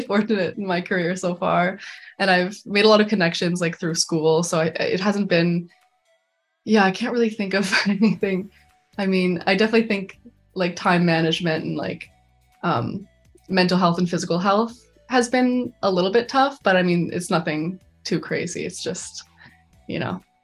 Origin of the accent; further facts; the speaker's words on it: Calgary, Alberta, Canada; moved away as an adult; now in Vancouver, Canada; I'm from Calgary, Alberta